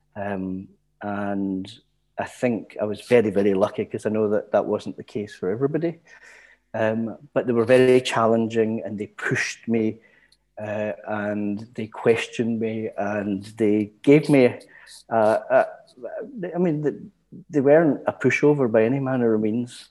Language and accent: English; Glasgow, Scotland, United Kingdom; I was born in the East End of Glasgow and raised there.